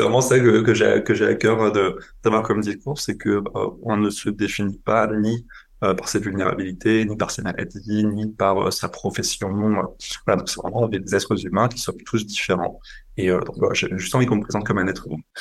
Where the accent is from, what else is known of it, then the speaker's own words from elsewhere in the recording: on the Franco-German border, Grand Est, France; now in Paris, France; j'ai grandi en France, j'ai grandi à la frontière euh, franco-allemande